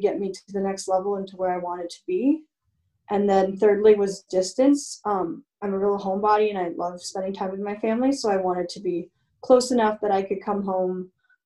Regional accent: London, Ontario, Canada; moved away as an adult; also born or lived in Michigan, United States; being Canadian

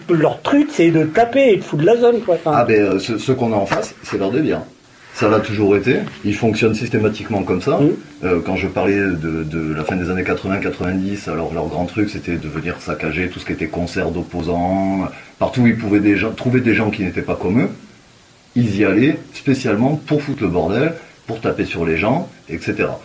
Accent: France; moi, je suis français, et les valeurs que eux veulent défendre, moi, je ne me reconnais pas dedans.

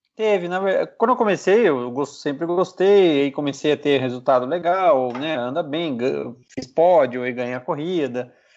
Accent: Piedade, São Paulo, Brazil; Eu sou de Piedade, né? A cidade que fica a 100 quilômetros de São Paulo.

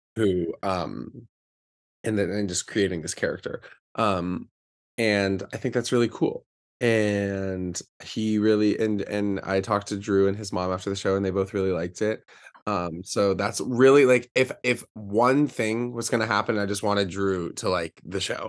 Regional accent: Charlotte, North Carolina, United States; I'm from Charlotte, North Carolina

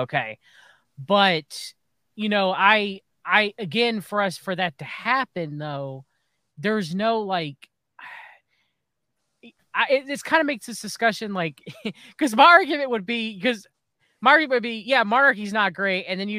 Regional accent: United States; As an American

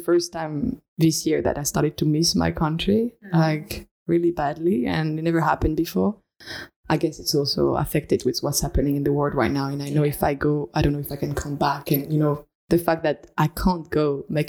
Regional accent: France; moved away as an adult; also born or lived in suburb of Paris / Cardiff, Wales / Australia; now in Estonia; I'm from France, and how long I've been in Estonia is a bit cut, let's say. Like, I came for the first time 5 years ago. I stayed for 1 year in Erasmus in ECA.

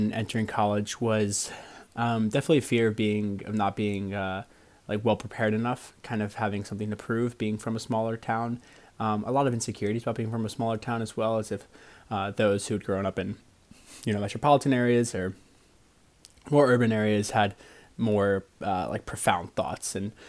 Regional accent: Eastern Virginia, United States; I am from Eastern Virginia.

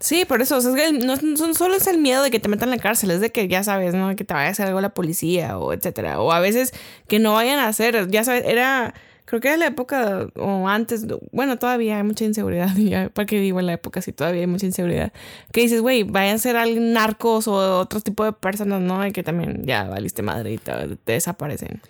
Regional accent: Mexico; nuestro amado México

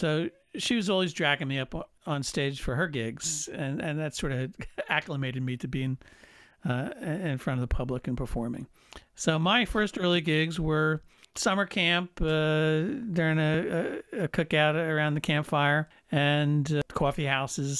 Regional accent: Paramus, New Jersey, United States; now in New York, United States; I grew up in Paramus, New Jersey, which is a suburb of New York City.

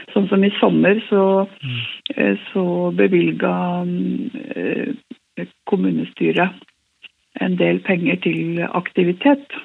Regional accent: Hemsedal, Buskerud, Norway; also born or lived in Oslo; now in Narvik, Norway; Ellers så kom jeg fra Hallingdal, fra Hemsedal

